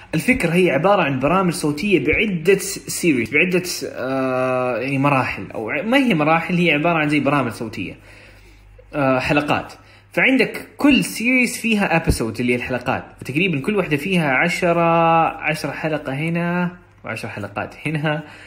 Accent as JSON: {"language": "Arabic", "country": "Saudi Arabia", "first_language": "Arabic", "said": "عندنا في السعوديه"}